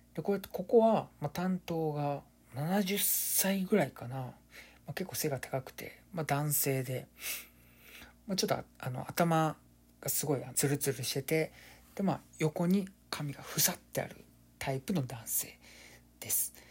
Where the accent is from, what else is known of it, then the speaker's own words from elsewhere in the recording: Kansai, Japan; 僕関西出身で